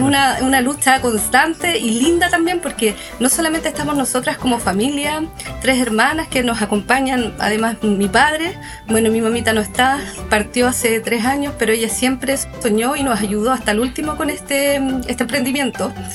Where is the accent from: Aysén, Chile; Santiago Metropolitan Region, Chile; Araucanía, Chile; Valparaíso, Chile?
Araucanía, Chile; Pucón; somos de Pucón, del Hualmapu